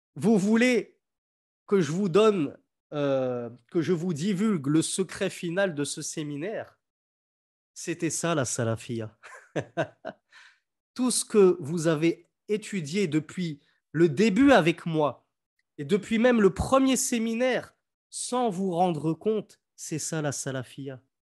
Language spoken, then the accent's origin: French; France; moved away; quand j'étais petit, en France, je croisais des églises, des cathédrales